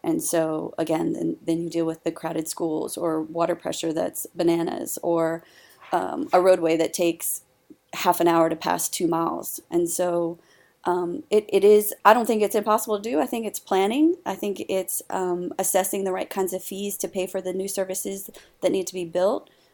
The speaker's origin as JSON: {"language": "English", "area": "Howard County", "region": "Maryland", "country": "United States", "tie": "born or raised there", "said": "right here in my hometown and in my home district"}